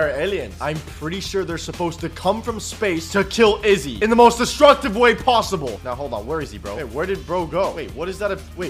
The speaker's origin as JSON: {"language": "English", "region": "Florida", "country": "United States", "said": "I'm from Florida. I don't ever have to go through earthquakes, thankfully."}